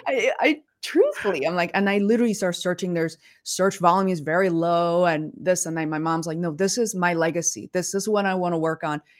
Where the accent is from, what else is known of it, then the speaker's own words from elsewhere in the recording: Beijing, China; moved away; I grew up in Beijing